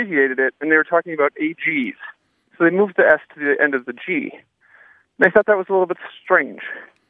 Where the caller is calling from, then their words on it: Door County, Wisconsin, United States; I'm calling from Door County, Wisconsin.